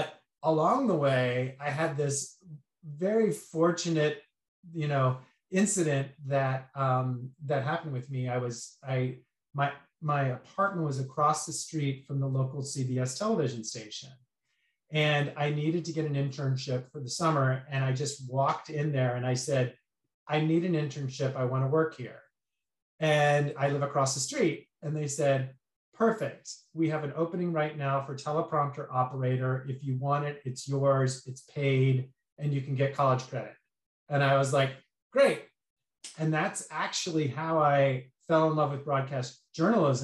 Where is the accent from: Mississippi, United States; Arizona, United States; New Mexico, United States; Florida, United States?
Arizona, United States; moved away as an adult; also born or lived in Santa Maria, California / Los Angeles, California; I grew up in Arizona